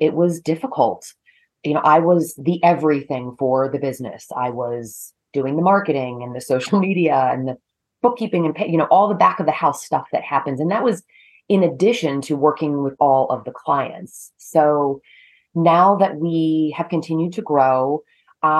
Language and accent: English; Maryland, United States; moved away as an adult; also born or lived in North Carolina; now in Connecticut, United States; I grew up in Maryland and proceeded to go to college in North Carolina and then came north to Connecticut